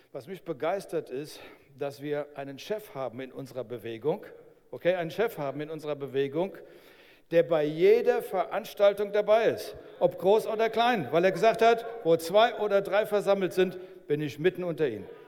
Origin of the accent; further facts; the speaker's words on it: Berlin, Germany; Okay, ich, bin ich bin auch ein Berliner, ich bin dort geboren.